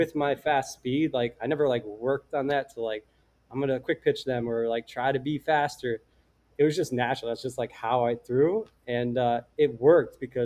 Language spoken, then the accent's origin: English; Simsbury, Connecticut, United States; also born or lived in Vermont; I'm a kid from Connecticut, went to University of Vermont